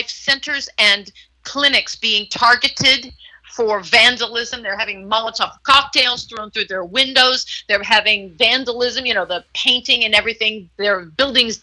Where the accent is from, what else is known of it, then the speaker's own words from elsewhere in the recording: Houston, Texas, United States; now in California, United States; I grew up in Texas, in Houston